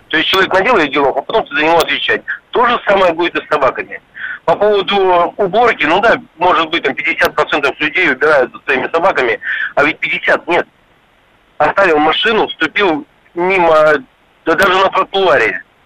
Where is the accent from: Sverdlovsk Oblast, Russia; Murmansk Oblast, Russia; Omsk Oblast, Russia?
Omsk Oblast, Russia; я сам родом с Омской области